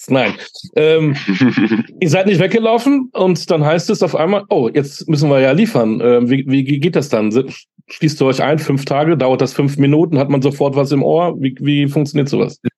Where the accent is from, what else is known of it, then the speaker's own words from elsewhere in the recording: Berlin, Germany; Äh, wir kommen ja aus Berlin.